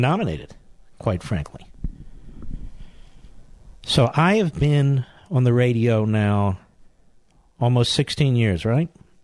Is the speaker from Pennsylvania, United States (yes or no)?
yes; Philadelphia, Pennsylvania, United States; moved away; also born or lived in Virginia; I'm not from New York. I'm from Philadelphia.